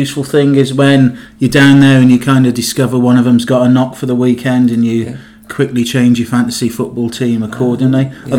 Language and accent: English; Newport, Wales, United Kingdom; I'm from Newport in South Wales.